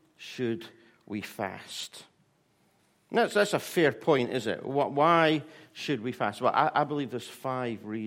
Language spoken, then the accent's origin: English; Scotland, United Kingdom; I'm Scottish